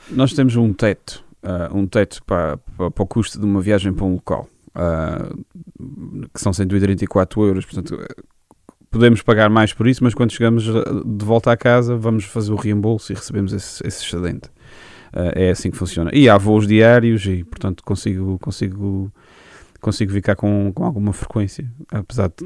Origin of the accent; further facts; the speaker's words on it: Angra do Heroísmo, Azores, Portugal; Sou da Angra do heroísmo, sim. Uh, ah, nascido e criado.